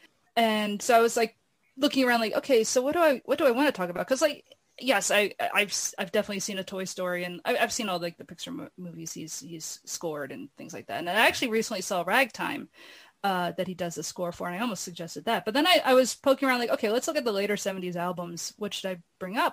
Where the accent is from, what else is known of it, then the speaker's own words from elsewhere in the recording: Philadelphia, Pennsylvania, United States; The neighborhood I grew up in Philadelphia